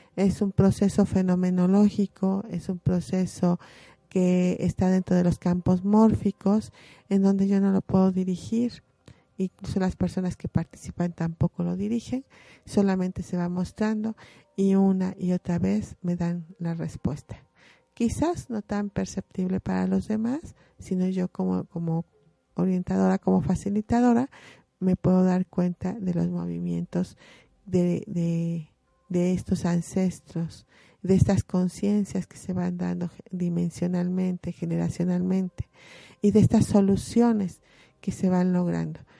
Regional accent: Puebla, Mexico; como poblanos nosotros eh, también eh, enriquecemos esas costumbres

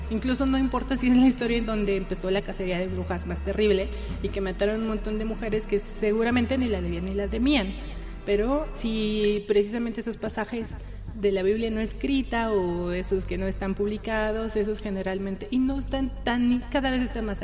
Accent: Mexico City, Mexico; born there; había brujas, nací en la Roma, que, efectivamente

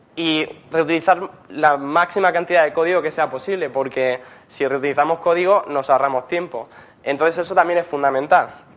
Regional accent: Murcia, Region of Murcia, Spain; moved away as an adult; now in Berlin, Germany; soy de Murcia

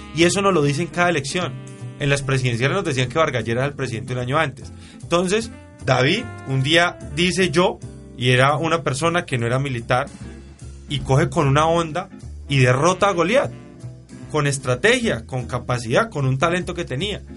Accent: Valle del Cauca, Colombia; somos nosotros, los vallecaucanos

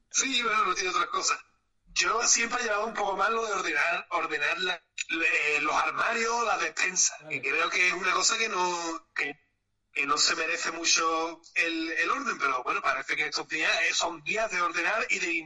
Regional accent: Málaga, Andalusia, Spain; No, yo soy malagueña, guapa.

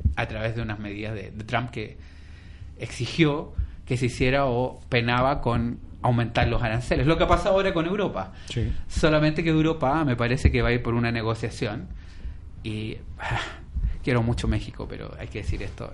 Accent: Chile; now in Spain; en mi país, que es Chile

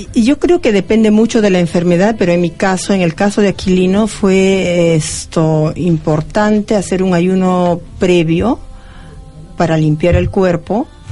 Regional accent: Peru; moved away; no estoy en mi país y estoy feliz de estar en, Argentina

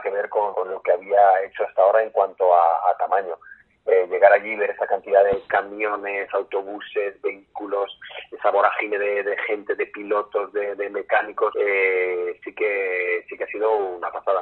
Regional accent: Requena, Valencian Community, Spain; soy de Requena.

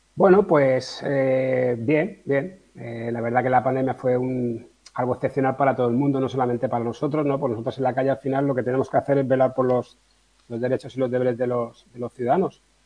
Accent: Majorca, Balearic Islands, Spain; also born or lived in mainland Spain; llevo toda la vida aquí. Mi padre era policía nacional, está jubilado y bueno, vino aquí destinado y nací en la península y al poquito tiempo, muy, muy poquito, me vine para acá y yo, yo soy mallorquín

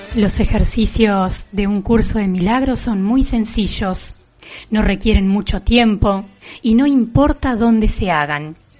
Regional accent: Juan N. Fernández, Buenos Aires Province, Argentina; en nuestra localidad

